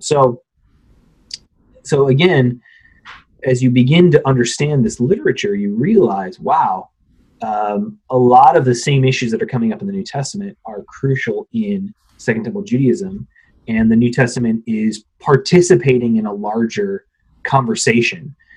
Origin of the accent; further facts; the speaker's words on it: Phoenix, Arizona, United States; moved away; I grew up out west in Phoenix area, suburbs of Phoenix